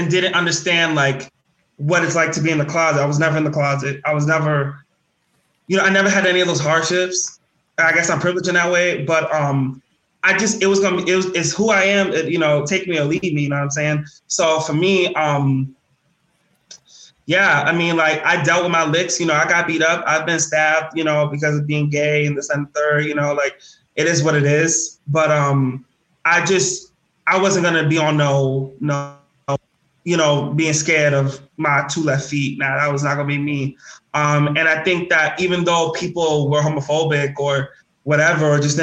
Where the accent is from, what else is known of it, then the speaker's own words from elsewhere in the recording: New York, United States; growing up in the South Bronx